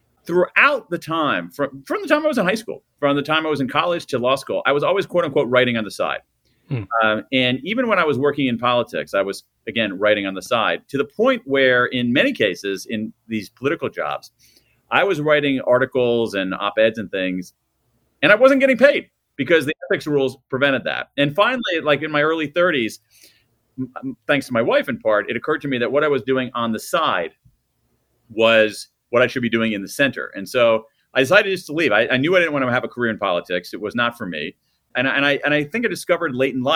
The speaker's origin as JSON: {"language": "English", "town": "Columbus", "region": "Ohio", "country": "United States", "tie": "born or raised there"}